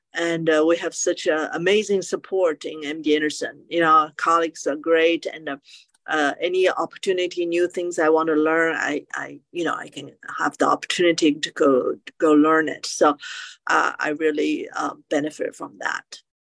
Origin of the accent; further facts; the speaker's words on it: China; now in United States; I grew up in China and I was exposed to acupuncture